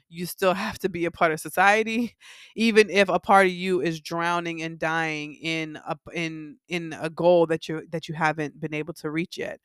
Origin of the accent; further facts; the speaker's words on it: Miami, Florida, United States; I grew up in Miami